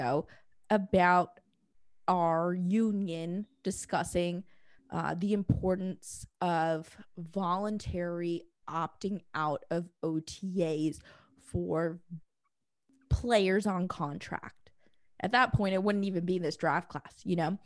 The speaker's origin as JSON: {"language": "English", "region": "Indiana", "country": "United States", "also_born_or_lived": "Michigan", "said": "I'm from Indiana"}